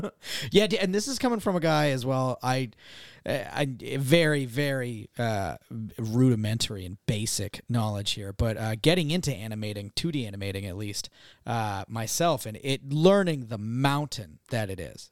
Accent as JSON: {"language": "English", "region": "Massachusetts", "country": "United States", "said": "I'm from Massachusetts"}